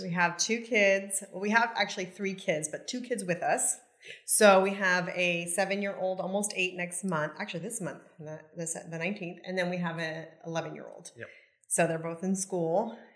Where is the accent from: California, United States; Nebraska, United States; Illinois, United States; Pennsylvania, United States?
California, United States; Yuba City; moved away as an adult; now in Cabo San Lucas, Mexico; I was born and raised in that area.